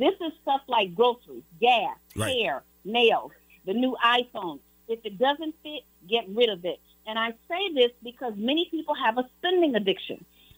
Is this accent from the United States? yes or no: yes; Chicago, Illinois, United States; I was born and raised in Chicago.